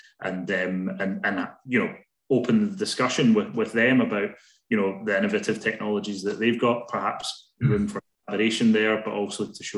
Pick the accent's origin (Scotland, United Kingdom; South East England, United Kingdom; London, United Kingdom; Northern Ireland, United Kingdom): Scotland, United Kingdom; Glasgow; as a Glaswegian, I'm proud to be, you know, hosting this event in our city